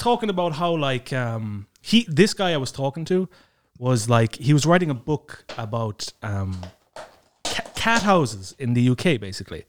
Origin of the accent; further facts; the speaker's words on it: Dingle Peninsula, Kerry, Munster, Ireland; now in Estonia; I'm from the Dingle Peninsula